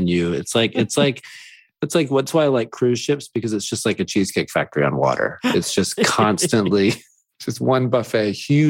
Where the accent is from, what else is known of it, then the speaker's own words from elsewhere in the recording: Tallahassee, Florida, United States; I'm from Tallahassee, Florida, so I'm from the land of chain restaurants